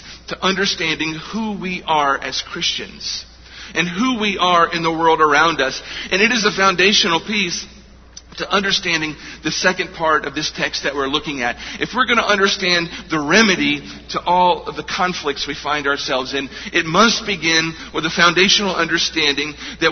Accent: United States; We as Americans

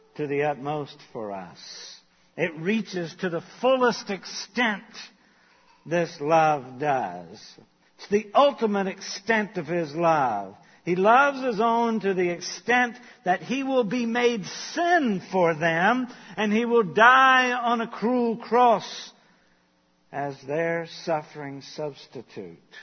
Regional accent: Charleston, United States; I grew up in Charleston

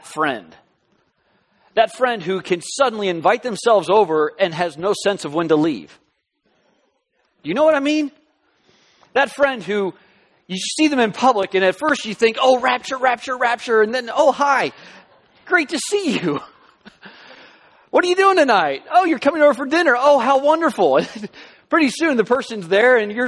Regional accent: Southern California, United States; moved away as an adult; also born or lived in Alabama / Florida / Kentucky; we're from Southern California. That's home. That's where I met my wife, Skye. Our daughters were born, and we just kind of grew up in Southern California

